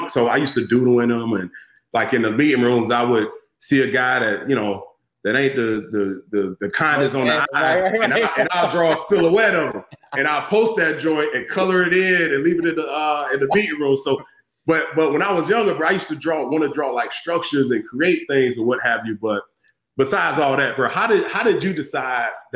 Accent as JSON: {"language": "English", "region": "Florida", "country": "United States", "moved": "yes", "said": "back in Florida, I'm from Florida"}